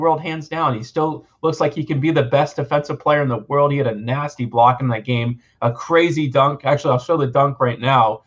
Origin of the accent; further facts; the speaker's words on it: Memphis, Tennessee, United States; I'm from Memphis, Tennessee, so I've seen it almost my entire life